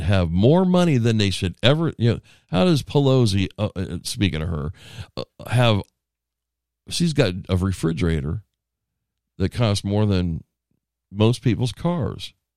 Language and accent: English; United States; I'm an American